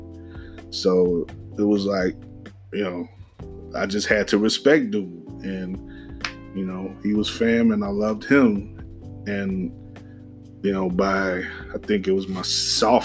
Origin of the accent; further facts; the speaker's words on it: Summit, Illinois, United States; I come from Margo, Illinois, Summit, just outside the city